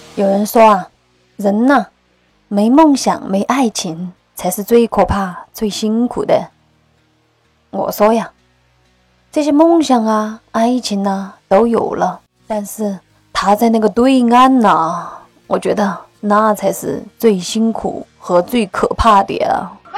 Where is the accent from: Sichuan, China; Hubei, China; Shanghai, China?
Sichuan, China; also born or lived in Northeast China; 我们四川人儿也是不怕事的